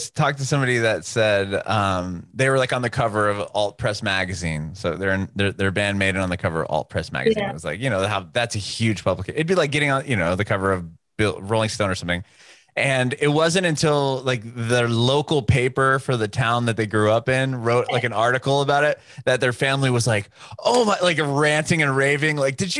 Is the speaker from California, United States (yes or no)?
yes; San Diego, California, United States; I grew up in San Diego, which is a fairly big city, and they have like 3.5 million people.